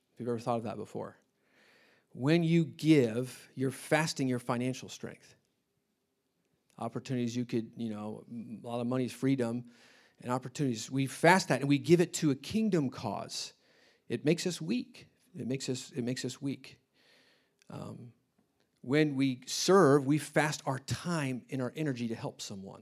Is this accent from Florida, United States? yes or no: no; Indianapolis, Indiana, United States; moved away as an adult; I grew up in Indianapolis.